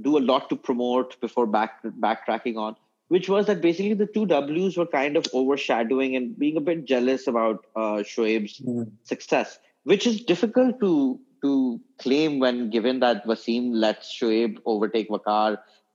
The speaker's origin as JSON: {"language": "English", "country": "Pakistan", "tie": "born or raised there", "moved": "as an adult", "lives_now": "United Kingdom", "said": "I was born in this country"}